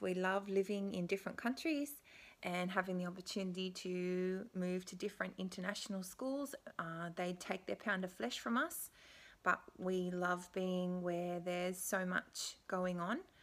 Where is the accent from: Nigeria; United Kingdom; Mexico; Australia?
Australia; Canberra, Australian Capital Territory; moved away as an adult; now in Beijing, China; I grew up in Canberra, which is the capital of Australia